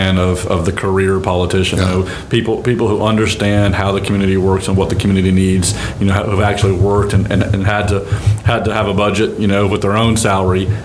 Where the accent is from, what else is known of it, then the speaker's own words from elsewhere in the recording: Mobile County, Alabama, United States; I grew up in Mobile County